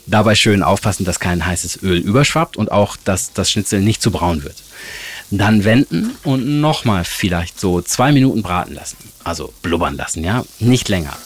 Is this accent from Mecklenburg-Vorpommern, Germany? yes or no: no; Hamburg, Germany; meiner Heimat und meiner Lieblingsstadt Hamburg